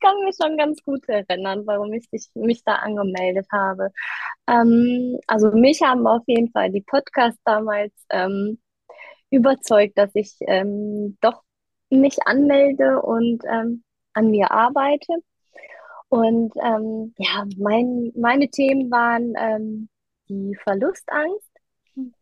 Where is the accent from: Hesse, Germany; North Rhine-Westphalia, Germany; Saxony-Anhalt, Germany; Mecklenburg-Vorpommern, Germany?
North Rhine-Westphalia, Germany; Düsseldorf; ich komme aus Düsseldorf und äh, bin 33 Jahre alt